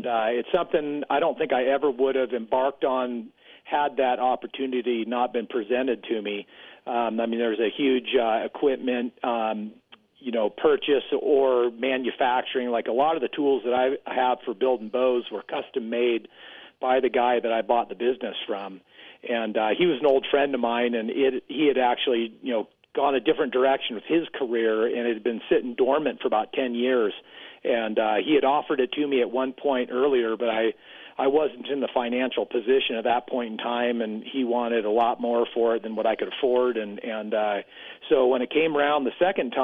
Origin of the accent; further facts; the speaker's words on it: California, United States; moved away as an adult; now in Colorado, United States; I was born and raised in California, and since I graduated from high school, was looking for a way out